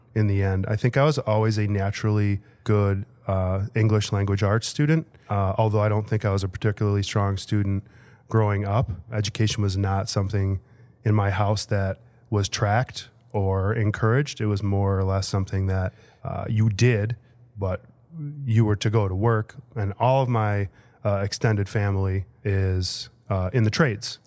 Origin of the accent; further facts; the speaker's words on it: Bensenville, Illinois, United States; I am from Bensonville, Illinois